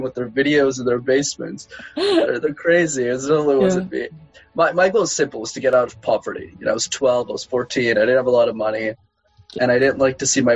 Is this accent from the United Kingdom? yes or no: no; Montreal, Quebec, Canada; first language English; also born or lived in Laval; I'm born and raised in Montreal